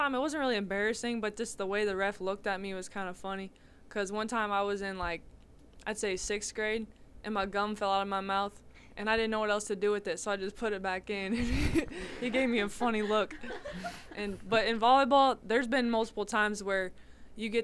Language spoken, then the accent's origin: English; Monroeville, United States; we're from Monroeville.